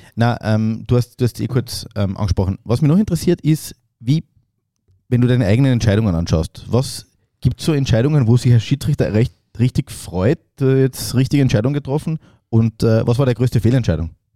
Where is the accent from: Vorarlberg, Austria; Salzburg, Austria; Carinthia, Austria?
Carinthia, Austria; Klagenfurt; Ich bin ja Klagenfurter